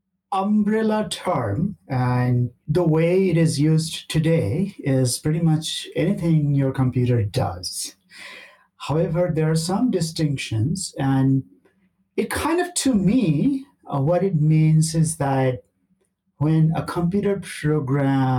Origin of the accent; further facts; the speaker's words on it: India; moved away; also born or lived in Canada; I'm originally from India